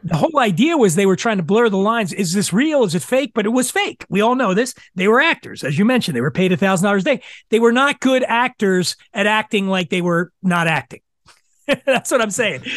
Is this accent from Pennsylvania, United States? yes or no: yes; Philadelphia, Pennsylvania, United States; I grew up in Philadelphia